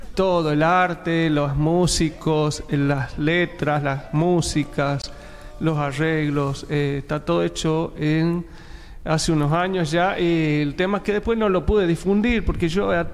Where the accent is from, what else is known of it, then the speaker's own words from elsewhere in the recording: San Fernando del Valle de Catamarca, Catamarca, Argentina; moved away as an adult; also born or lived in Córdoba; now in Buenos Aires, Argentina; Yo soy de la capital, de San Fernando del Valle de Catamarca, y bueno, este, toda mi vida viví ahí